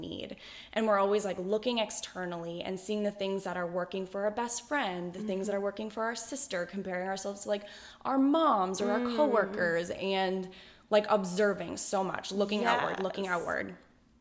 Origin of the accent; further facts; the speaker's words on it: Boston, Massachusetts, United States; now in San Diego, United States; I grew up in Boston, Mass